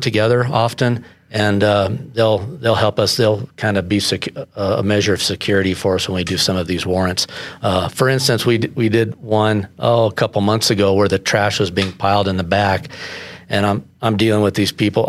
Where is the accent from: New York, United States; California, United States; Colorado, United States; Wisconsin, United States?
Colorado, United States; Colorado Springs; I was born in Colorado Springs